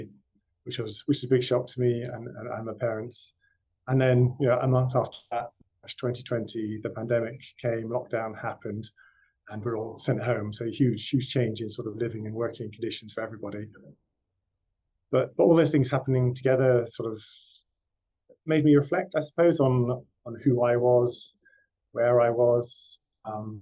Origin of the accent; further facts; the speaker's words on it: West Cornwall, South West England, United Kingdom; I grew up in West Cornwall, quite rural background, quite poor